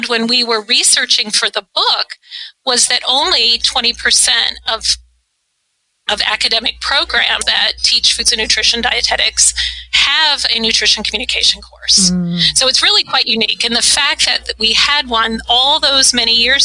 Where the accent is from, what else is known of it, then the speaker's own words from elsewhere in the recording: Ithaca, New York, United States; moved away as an adult; I grew up in Ithaca, New York